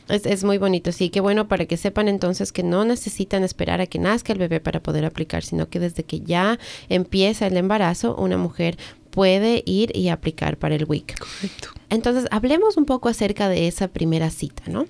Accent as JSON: {"language": "Spanish", "country": "Ecuador", "tie": "born or raised there", "moved": "yes", "lives_now": "United States", "said": "yo nací en Ecuador"}